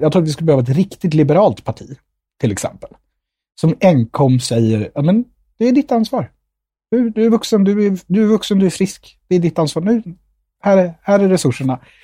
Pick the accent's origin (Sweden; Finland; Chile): Sweden; Nyköping, Södermanland; also born or lived in India; om de frågar var jag kommer ifrån, när jag säger Nyköping